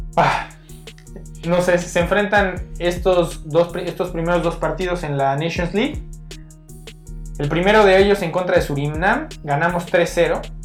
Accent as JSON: {"language": "Spanish", "country": "Mexico", "said": "nosotros como, como mexicanos"}